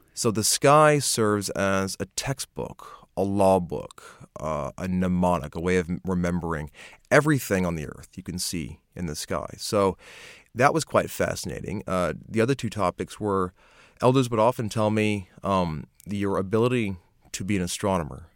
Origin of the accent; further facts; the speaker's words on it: United States; moved away as an adult; now in Australia; I'm American. I didn't move to Australia till I was in my late twenties